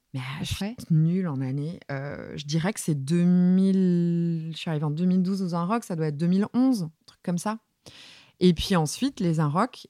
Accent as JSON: {"language": "French", "town": "Saint-Brieuc", "region": "Brittany", "country": "France", "tie": "born or raised there", "said": "j'ai grandi à Saint-Brieuc, euh, dans les Côtes d'Armor, euh, en Bretagne"}